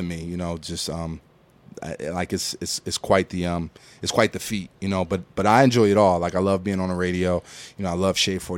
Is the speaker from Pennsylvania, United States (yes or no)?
yes; Philadelphia, Pennsylvania, United States; now in Atlanta, United States; I say I'm from Philly. I live in Atlanta.